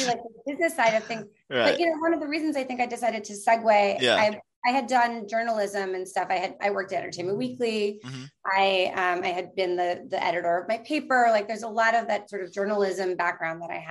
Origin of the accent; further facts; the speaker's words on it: New York City, New York, United States; I grew up in New York City